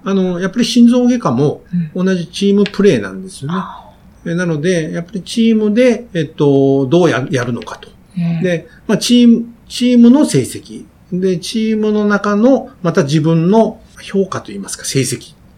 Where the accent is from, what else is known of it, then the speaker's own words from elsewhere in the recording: Chikugo, Fukuoka, Japan; moved away; 福岡の筑後市というところで